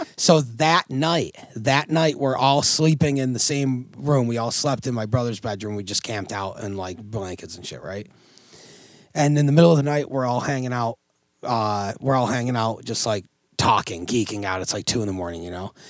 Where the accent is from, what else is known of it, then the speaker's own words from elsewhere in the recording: Oswego, New York, United States; growing up in Oswego